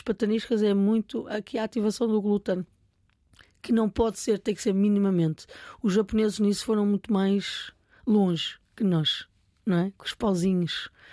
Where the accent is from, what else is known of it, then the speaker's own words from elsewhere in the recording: Portugal; Eu sou portuguesa